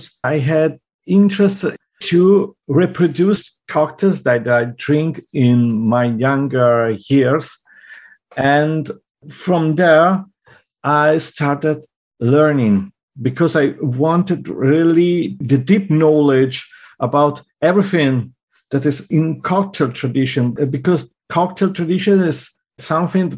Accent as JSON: {"language": "English", "town": "Milan", "region": "Lombardy", "country": "Italy", "tie": "born or raised there", "also_born_or_lived": "Friuli", "second_language": "English", "moved": "as an adult", "lives_now": "Germany", "said": "I'm from Milano. I was born there and grew up there"}